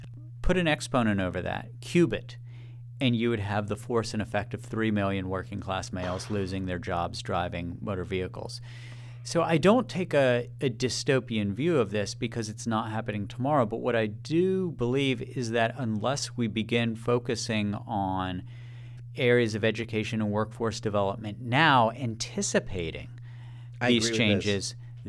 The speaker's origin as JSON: {"language": "English", "region": "Maryland", "country": "United States", "tie": "born or raised there", "said": "In my home state of Maryland, the average age of a plumber is 60."}